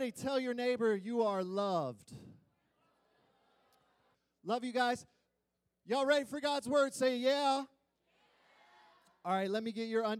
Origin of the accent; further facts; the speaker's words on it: Springfield, Illinois, United States; I was born in Springfield, Illinois. My extended family are a bunch of Midwest corn and soybean farmers, okay? Yeah, they are white as can be. Just to give you some context of the atmosphere that I was raised